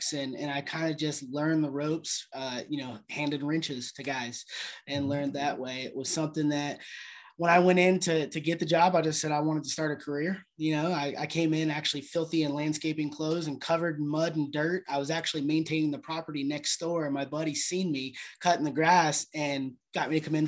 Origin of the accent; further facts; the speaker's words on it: Ohio, United States; moved away as an adult; also born or lived in Jacksonville, Florida; I come from Ohio. You know, I grew up in Ohio